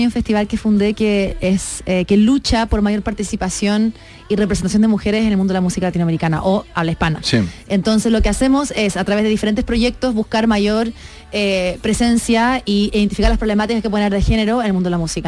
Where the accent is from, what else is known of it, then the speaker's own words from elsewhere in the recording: Chile; moved away as an adult; now in Mexico; yo soy, claro, soy de Chile